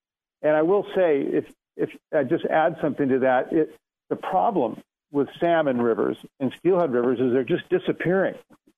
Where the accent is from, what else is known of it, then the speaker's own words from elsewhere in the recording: Oregon, United States; I grew up in Oregon fishing for salmon and steelhead and trout. You know, I grew up with a family of fishermen